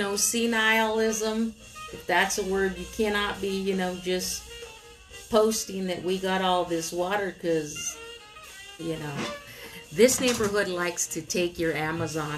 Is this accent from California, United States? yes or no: yes; Oxnard, California, United States; born and raised in Southern California by way of Oxnard, the 93030.